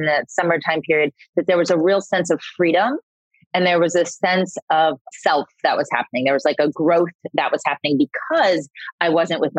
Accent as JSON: {"language": "English", "region": "Florida", "country": "United States", "said": "I'm from Florida"}